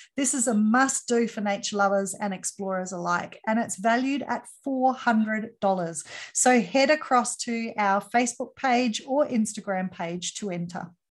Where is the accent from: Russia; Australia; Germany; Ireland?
Australia; for me being Australian